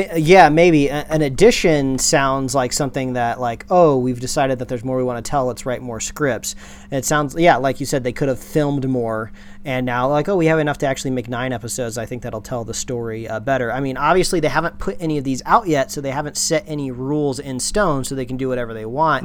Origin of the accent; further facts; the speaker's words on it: Midwest, United States; now in West Coast, United States; All the WalMarts that I grew up with back in the Midwest